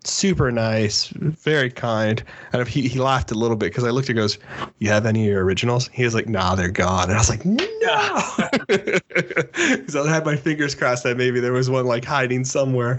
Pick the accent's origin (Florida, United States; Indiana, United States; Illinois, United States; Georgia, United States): Florida, United States; Miami; now in North Carolina, United States; I'm originally from Miami, Florida